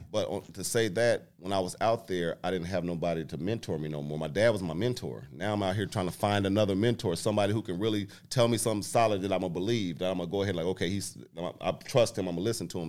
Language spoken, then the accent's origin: English; Muncie, Indiana, United States; moved away as an adult; also born or lived in Portland; I'm from Indiana